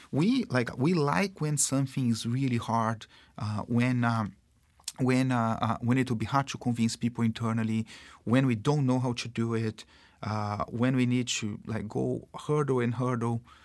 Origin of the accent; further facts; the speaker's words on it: Brazil; accent: Brazilian; English is a second language; moved away; I am, uh, Brazilian. um, you probably can tell that 'cause I have this funny accent.